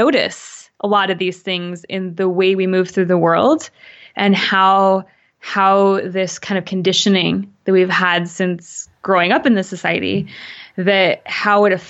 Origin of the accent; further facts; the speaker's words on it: Canada; my mom's Canadian, I'm Canadian